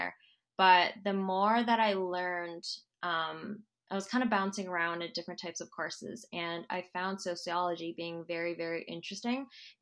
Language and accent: English; Vancouver, British Columbia, Canada; I'm a local gal. I was born and raised here in Vancouver